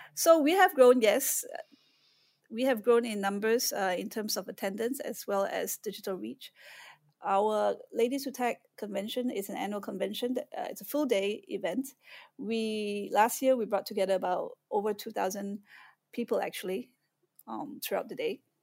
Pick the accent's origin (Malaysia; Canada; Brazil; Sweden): Malaysia; moved away as an adult; also born or lived in Austin, Texas, United States / Singapore; now in Shanghai, China; I was born and raised in Malaysia. I left when I was nineteen years old